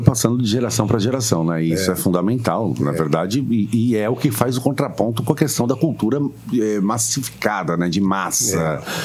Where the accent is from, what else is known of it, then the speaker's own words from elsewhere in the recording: Santos, São Paulo, Brazil; de Santos, de Santos, minha cidade, minha terra também